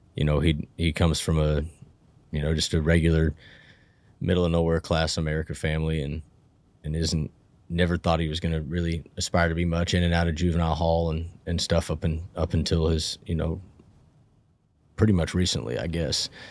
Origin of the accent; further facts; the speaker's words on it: Portola, California, United States; now in Reno, United States; I grew up in a, in a really small, uh, railroad logging ranching town in Northern California called Portola, um, middle of Plumas County